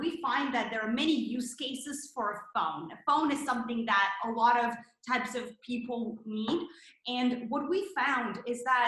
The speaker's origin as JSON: {"language": "English", "country": "Canada", "also_born_or_lived": "Toronto, Canada", "moved": "as an adult", "lives_now": "San Francisco, United States", "said": "both of us are Canadians. We came to San Francisco from Toronto"}